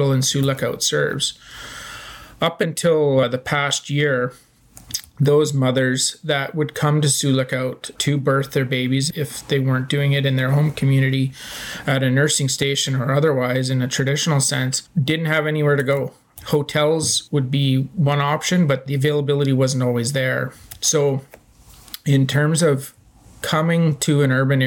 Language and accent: English; Sault Ste. Marie, Ontario, Canada; I am from Bawating, in the area today currently known as Sault Ste. Marie, Ontario.